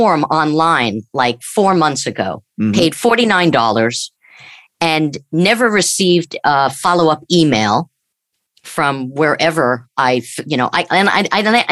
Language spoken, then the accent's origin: English; United States; I'm American.